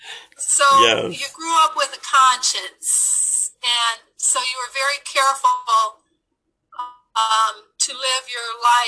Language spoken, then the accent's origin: English; Los Angeles, California, United States; We grew up in Los Angeles in the inner city